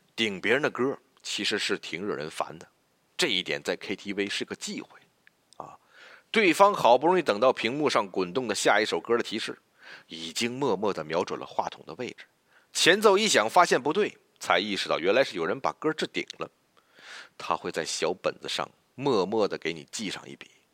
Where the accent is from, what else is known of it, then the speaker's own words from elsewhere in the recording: China; 我们中国人呢，就愿呼朋喊友地聚在一起